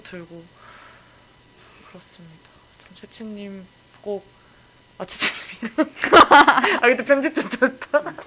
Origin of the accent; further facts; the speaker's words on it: Incheon, South Korea; 제가 그 본가가 송도여가지고